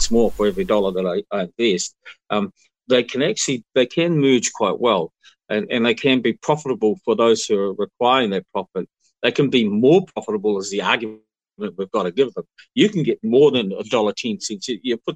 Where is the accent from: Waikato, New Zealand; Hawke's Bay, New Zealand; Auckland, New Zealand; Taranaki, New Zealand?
Hawke's Bay, New Zealand; I grew up in Hawke's Bay when our families used to go and camp alongside the orchards